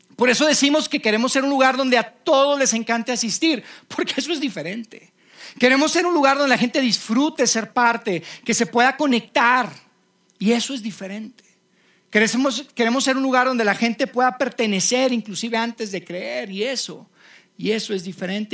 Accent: Mexico; yo soy mexicano

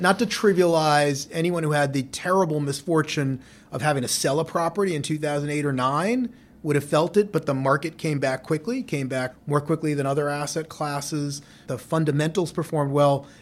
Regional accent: New York City, New York, United States; grew up in New York City in Lower Manhattan

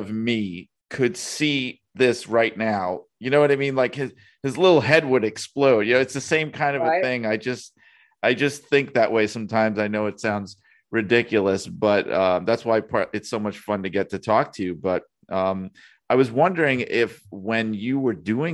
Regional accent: New York City, New York, United States; moved away as an adult; now in Connecticut, United States; I grew up in Brooklyn, New York, and now I'm stuck out in Connecticut

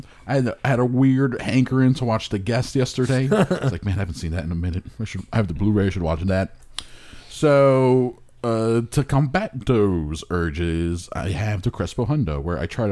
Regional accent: Hialeah, Florida, United States; I grew up in Hialeah.

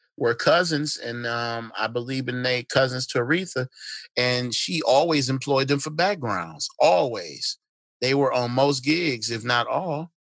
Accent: Detroit, Michigan, United States; Shit, I'm from Detroit.

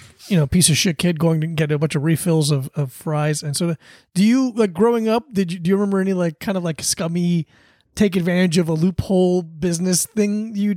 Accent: South Florida, United States; also born or lived in Paterson, New Jersey; Born in Patterson, but I grew up in South Florida.

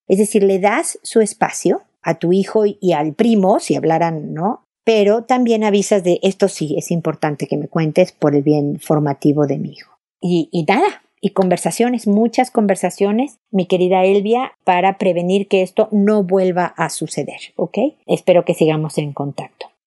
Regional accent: Mexico; now in Chile; Yo vivo en Chile, mi familia es mexicana, yo soy mexicana

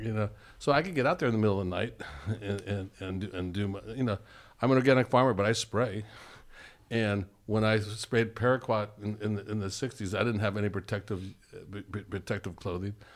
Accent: California, United States; I'm, I'm from California.

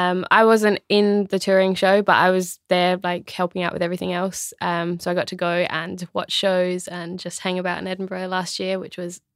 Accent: Australia; moved away as an adult; now in Northern Ireland, United Kingdom; I'm from Australia. So yeah, kind of literally the other side of the world. So yeah, been here nearly 2 years. So I feel like a little bit of an Irish accent slipping in.

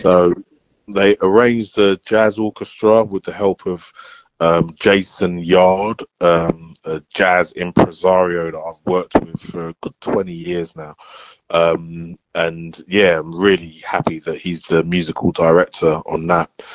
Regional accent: London, United Kingdom; I'm from Bow

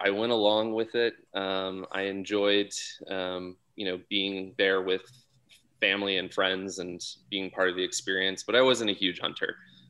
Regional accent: Texas, United States; moved away as an adult; now in Sonoma, United States; I grew up in Texas, actually. Both my parents moved there after college to Texas, and so I'm a first generation Texan who moved away after when I went to college.

